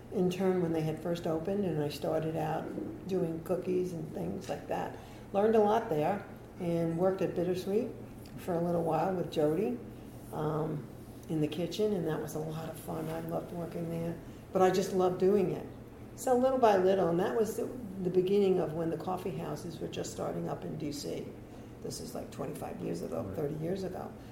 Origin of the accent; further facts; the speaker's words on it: New York, United States; moved away as an adult; now in Delray Beach, United States; I'm from New York